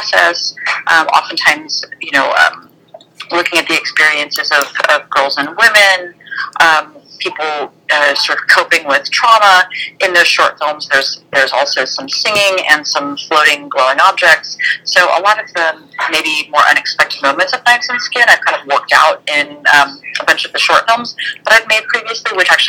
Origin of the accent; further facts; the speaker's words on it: Columbus, Ohio, United States; moved away; I grew up in Columbus